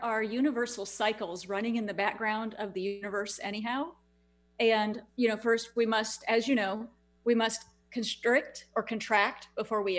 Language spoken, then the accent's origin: English; Houston, Texas, United States; my hometown where I live here in Houston